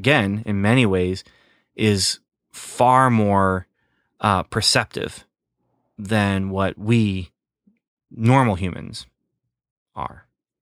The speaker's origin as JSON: {"language": "English", "country": "Canada", "tie": "born or raised there", "said": "I wasn't Canadian. I was an American boy growing up in Canada. That's what you did. You skated."}